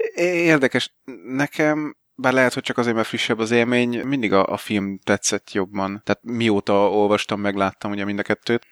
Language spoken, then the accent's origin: Hungarian; Hungary; De egyébként magyar vagyok, én is tudok sorban állni.